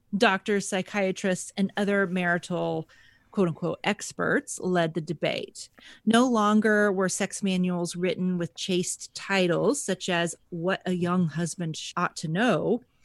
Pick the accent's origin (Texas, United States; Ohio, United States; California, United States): Texas, United States; moved away as an adult; now in Buffalo, United States; I grew up, I grew up in Texas.